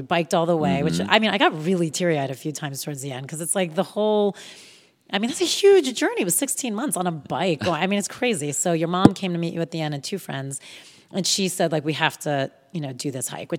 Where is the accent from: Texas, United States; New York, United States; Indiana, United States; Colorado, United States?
Texas, United States; born there; But I thought it must be because I was born in Texas.